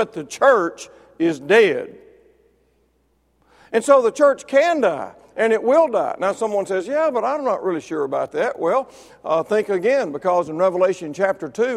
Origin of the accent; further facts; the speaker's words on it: Mississippi, United States; I was born and raised in Mississippi